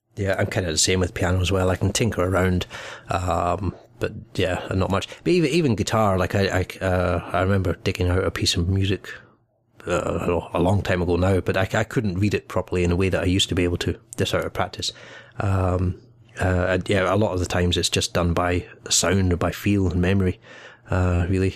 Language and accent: English; Scotland, United Kingdom; born or raised there; also born or lived in England